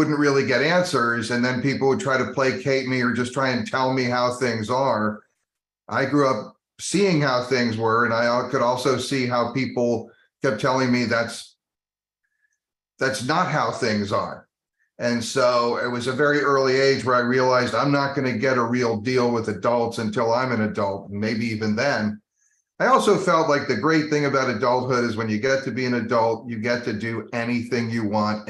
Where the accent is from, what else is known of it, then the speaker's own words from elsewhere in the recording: New Jersey, United States; also born or lived in Colorado; I spent the vast majority of my childhood in New Jersey